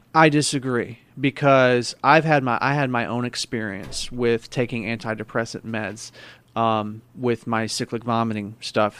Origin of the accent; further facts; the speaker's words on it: Missouri, United States; I'm from Missouri, man, so I have a lot of friends, family that hunt